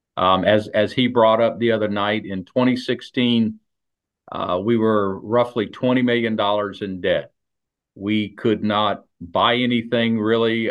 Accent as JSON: {"language": "English", "town": "South Daytona", "region": "Florida", "country": "United States", "tie": "born or raised there", "said": "I grew up in South Daytona, and South Daytona was always a true bedroom community."}